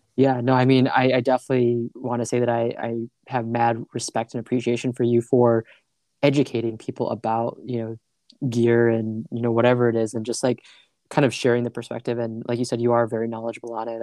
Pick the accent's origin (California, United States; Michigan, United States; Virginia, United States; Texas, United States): Michigan, United States; I'm from Michigan, pretty small town